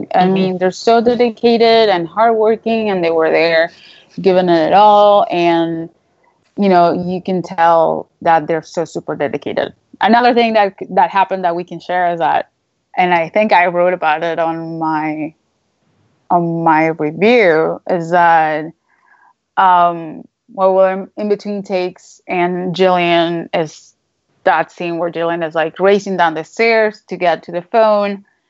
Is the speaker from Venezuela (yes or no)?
yes; Venezuela; English is a second language; But I come from Venezuela. So like whenever people ask me where I'm from, it's a loaded question because I personally don't know anymore where I'm from.